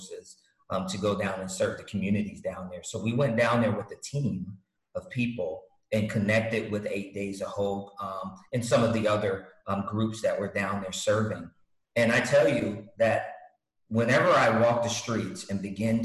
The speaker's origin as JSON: {"language": "English", "region": "New York", "country": "United States", "also_born_or_lived": "Hawaii / Virginia / Galveston, Texas", "moved": "yes", "said": "I'm from New York originally"}